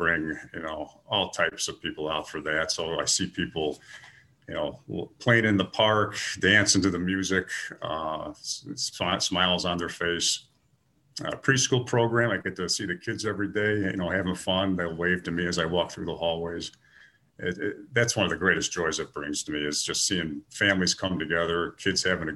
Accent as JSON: {"language": "English", "town": "Niles", "region": "Illinois", "country": "United States", "tie": "born or raised there", "said": "I grew up in Niles"}